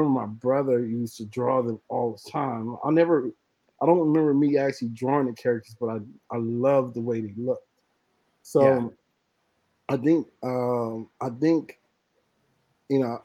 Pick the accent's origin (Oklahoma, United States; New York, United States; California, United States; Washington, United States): California, United States; Compton; I was born and raised in Compton, California